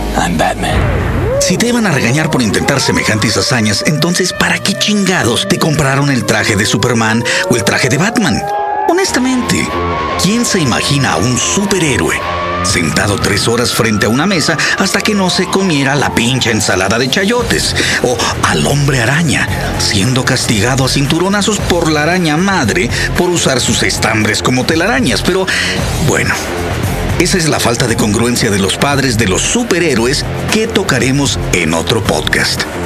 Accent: Mexico City, Mexico; mi tierra, comenzó a temblar

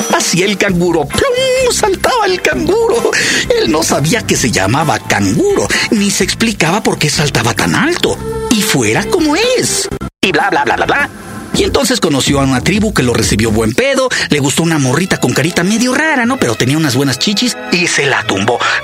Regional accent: Mexico

